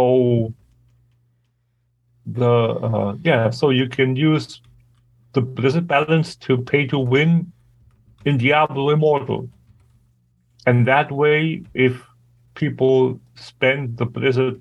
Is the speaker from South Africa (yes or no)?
no; Germany; English is a second language